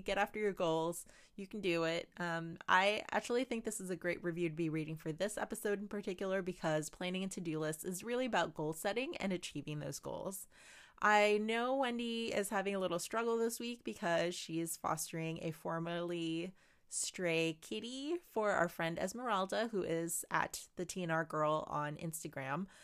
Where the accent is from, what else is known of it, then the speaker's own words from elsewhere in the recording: Philippines; I'm Filipino and growing up, my family always appreciated